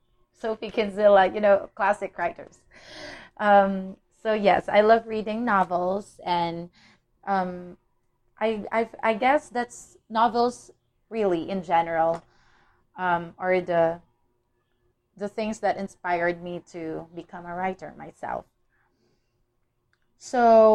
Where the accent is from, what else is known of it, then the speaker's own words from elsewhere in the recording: Philippines; I'm from the Philippines